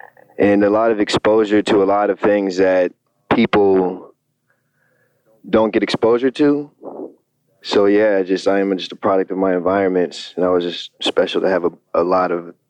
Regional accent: Fort Lewis, Washington, United States; also born or lived in Tucson, Arizona / Bad Kissingen, Germany / Oklahoma; I was born in Tucson, Arizona, and then my father got stationed in Germany, and I moved to this little spot called Bad Kissing in Germany and lived there for about 4.5 years. And then we moved to Oklahoma, and then we moved to Fort Lewis, Washington

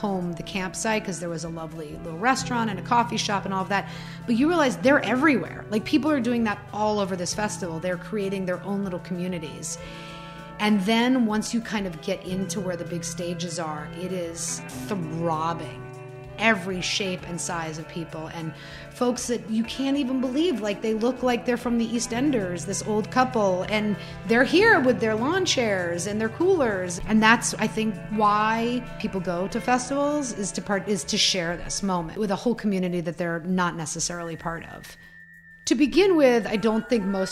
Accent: New York City, New York, United States; I'm from New York City

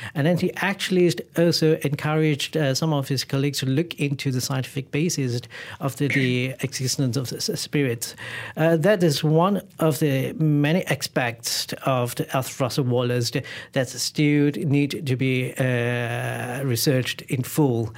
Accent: Malaysia; where I was born in Malaysia

